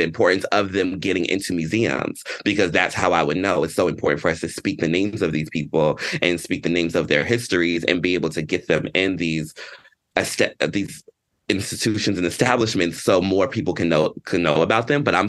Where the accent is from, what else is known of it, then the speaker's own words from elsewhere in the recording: Georgia, United States; I grew up in Georgia, that this story didn't even land maybe necessarily in the community that I was in the Black community